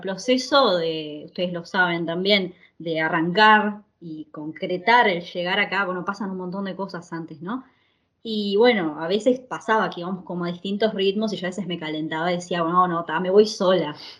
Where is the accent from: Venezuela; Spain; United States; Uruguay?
Uruguay; moved away as an adult; now in Italy; somos uruguayos, eh, yo estudié arquitectura en la Universidad de Uruguay